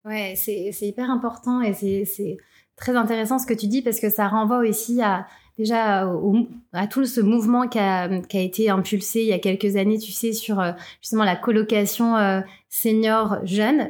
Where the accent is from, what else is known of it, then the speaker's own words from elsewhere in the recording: Thonon-les-Bains, Auvergne-Rhône-Alpes, France; dans ma ville natale, tenons les mains